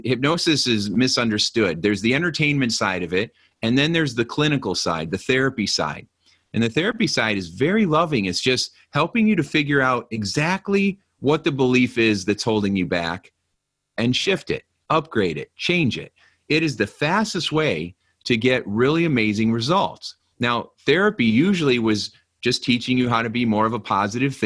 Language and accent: English; Hobart, Indiana, United States; also born or lived in Gary, Indiana; I grew up, my apartment I was telling you about was in Gary, Indiana. And then I grew up in Hobart, Indiana, which is right next to it.